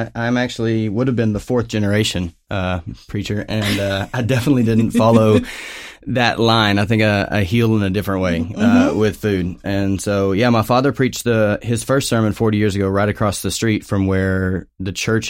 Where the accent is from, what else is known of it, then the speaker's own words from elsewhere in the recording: Portland, Oregon, United States; I'm from Portland, Oregon as well.